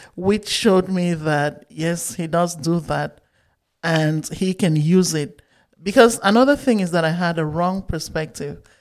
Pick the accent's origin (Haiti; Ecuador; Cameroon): Cameroon; Bamenda, Northwest Region; moved away as an adult; I grew up in Bamenda, Cameroon, up until I finished high school.